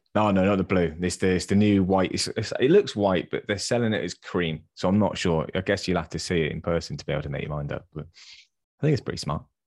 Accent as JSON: {"language": "English", "region": "England", "country": "United Kingdom", "said": "as English football fans"}